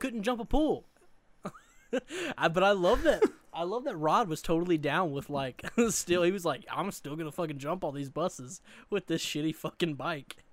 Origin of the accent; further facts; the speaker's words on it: Eastern Arkansas, United States; I grew up in the Delta, which is the Mid-South, so I grew up in Eastern Arkansas, um, along, like, the Mississippi River